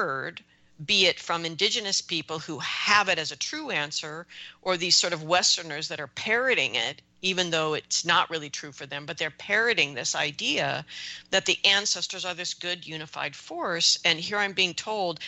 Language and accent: English; United States; as an American